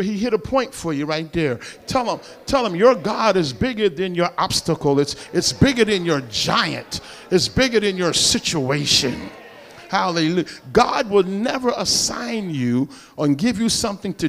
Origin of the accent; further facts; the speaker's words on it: Paterson, New Jersey, United States; I'm from Patterson